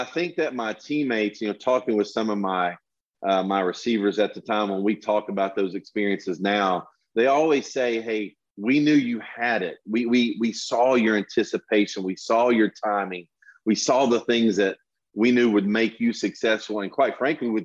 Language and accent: English; Tennessee, United States; my home state of Tennessee